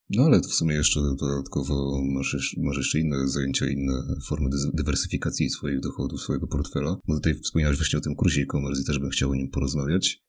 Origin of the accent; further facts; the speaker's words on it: Mielec, Subcarpathian Voivodeship, Poland; ja jestem z akurat z mniejszego miasta, e, z Mielca tutaj na Podkarpaciu